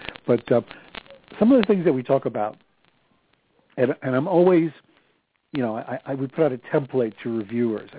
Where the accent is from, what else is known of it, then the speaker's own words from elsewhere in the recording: New York City, New York, United States; moved away as an adult; also born or lived in New Jersey; now in upstate New York, United States; After a lifetime of living in New York, we moved to our summer place in upstate New York